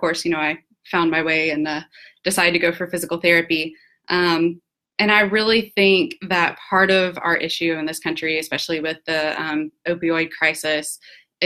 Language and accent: English; Georgia, United States; I'm from Georgia